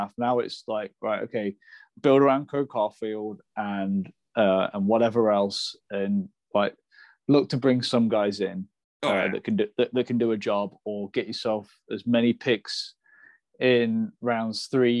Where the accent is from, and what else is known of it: Nottingham, East Midlands, United Kingdom; born or raised there